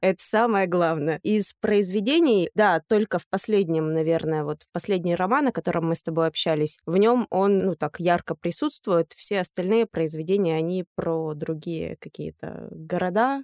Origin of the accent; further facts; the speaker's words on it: Yekaterinburg, Sverdlovsk Oblast, Russia; moved away as an adult; also born or lived in Verkhnyaya Pyshma; now in Moscow, Russia; я родом из Верхней Пышмы, если быть точным. Жила я в Екатеринбурге, училась в Екатеринбурге и прожила там, собственно, до двадцати лет